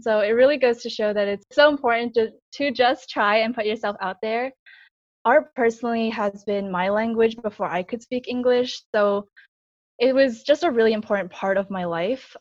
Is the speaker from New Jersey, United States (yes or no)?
no; Long Island, New York, United States; I was born in Long Island, New York